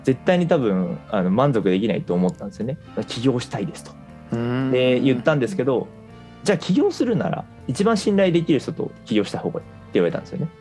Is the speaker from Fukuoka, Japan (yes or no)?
yes; Fukuoka, Japan; 僕はもともと福岡出身でそう最初は福岡で社会人人生を始めたって感じですね